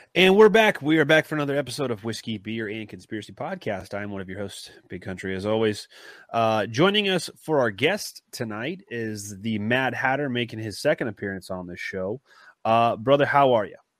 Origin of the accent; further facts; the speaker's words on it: California, United States; now in Kansas, United States; I'm from Cali